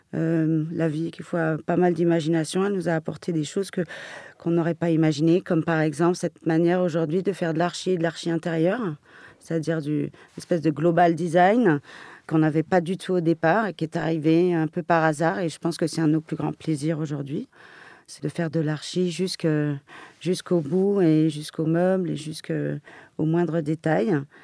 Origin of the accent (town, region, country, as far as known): Paris, Île-de-France, France; born or raised there